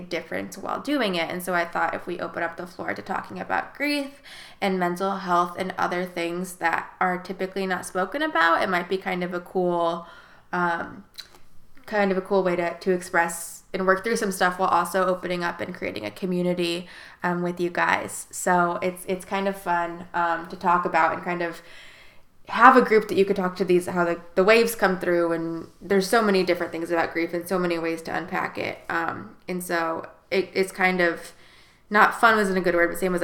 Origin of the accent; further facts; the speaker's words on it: South Bend, Indiana, United States; now in Wilmington, United States; I'm from South Bend, Indiana